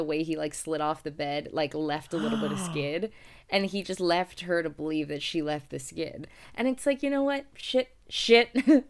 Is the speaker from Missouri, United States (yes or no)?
no; Michigan, United States; moved away; We grew up in Michigan.